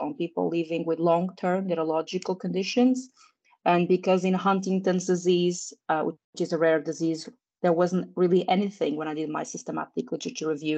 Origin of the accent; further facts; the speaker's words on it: Portugal; moved away as an adult; also born or lived in United Kingdom; I moved back to my home country, which is Portugal